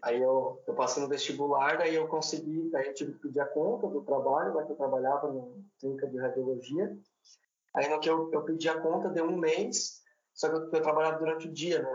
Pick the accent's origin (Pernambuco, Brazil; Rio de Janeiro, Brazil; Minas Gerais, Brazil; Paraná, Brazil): Paraná, Brazil; Paranaguá; also born or lived in Curitiba; Eu sou natural de Curitiba, mas eu fui morar bem novo em Paranaguá, minha família é de Paranaguá